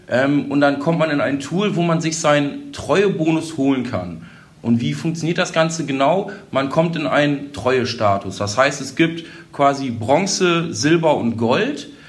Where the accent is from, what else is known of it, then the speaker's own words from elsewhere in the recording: Holdorf, Lower Saxony, Germany; Bin sonst auch gebürtiger Holdorfer, also sehr hier in der Gemeinde mit vielen Vereinen verwurzelt